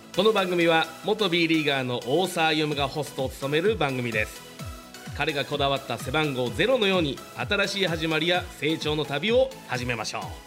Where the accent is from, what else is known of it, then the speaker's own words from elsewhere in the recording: Shizuoka, Japan; スポーツ MC で静岡県出身